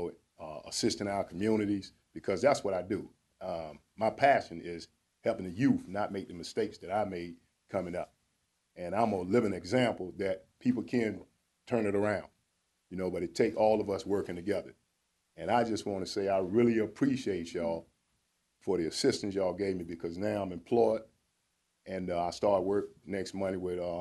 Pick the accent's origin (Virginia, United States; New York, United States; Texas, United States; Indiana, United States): Virginia, United States; Norfolk; I'm originally from Huntersville, but grew up out Camp Stella